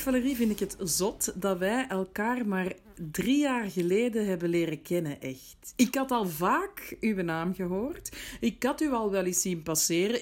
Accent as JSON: {"language": "Dutch", "town": "Antwerp", "region": "Flanders", "country": "Belgium", "tie": "born or raised there", "also_born_or_lived": "Brussels", "moved": "as an adult", "lives_now": "Marrakesh, Morocco", "said": "ook al ben ik geboren en getogen Antwerpenaar, ik voel me een Brusselaar"}